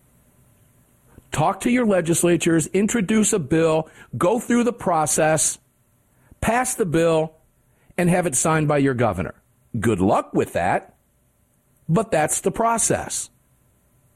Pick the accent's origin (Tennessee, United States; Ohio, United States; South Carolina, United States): Ohio, United States; Cincinnati; I was born in Cincinnati